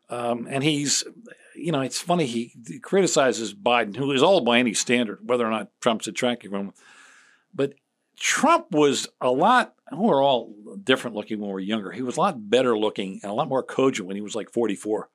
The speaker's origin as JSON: {"language": "English", "area": "Chester County, Philadelphia area", "region": "Pennsylvania", "country": "United States", "tie": "born or raised there", "also_born_or_lived": "Boston", "moved": "as an adult", "said": "I grew up in Chester County, which borders Delaware."}